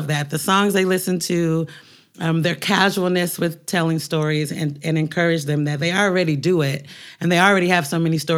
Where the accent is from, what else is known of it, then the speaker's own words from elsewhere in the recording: Portland, Oregon, United States; moved away as an adult; now in New York, United States; While I was growing up in Portland